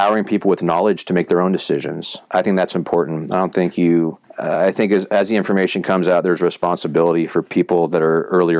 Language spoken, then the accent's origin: English; Sacramento, California, United States; moved away as an adult; also born or lived in San Jose, California / Italy; I grew up in Northern California. So I was born in San Jose. I was raised outside SAC